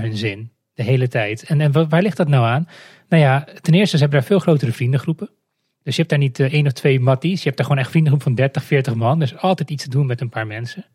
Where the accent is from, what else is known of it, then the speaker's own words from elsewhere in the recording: Moldova; now in Netherlands; ik kom zelf uit Moldavië